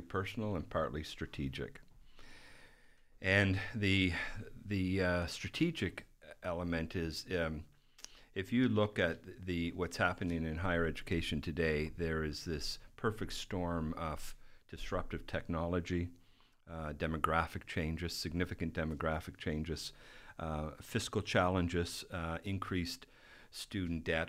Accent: Canada; moved away as an adult; now in Midland, United States

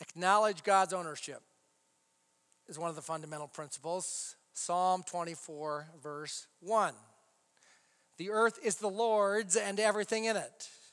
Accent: United States; we as Americans

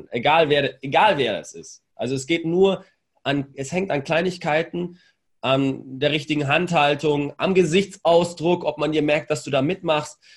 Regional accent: Bavaria, Germany; accent: Franconian; Ich war Franke, fränkischer Dialekt.

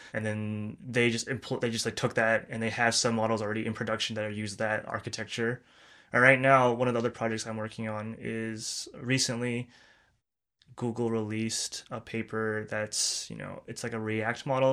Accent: Turkey; moved away as an adult; also born or lived in Illinois, United States; now in San Francisco, United States; worked back home in Turkey for two years

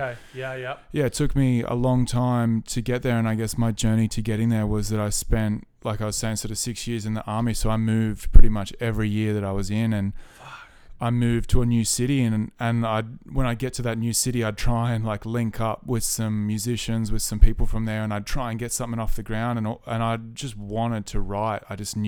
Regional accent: Leighton, New South Wales, Australia; I'm from Leighton in New South Wales. So I'm a country boy.

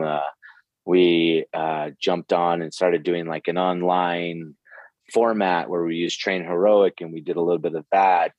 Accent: Santa Fe, New Mexico, United States; moved away as an adult; I I'm from Santa Fe, New Mexico, originally um, in the United States, and I lived here uh, till I was about 23.

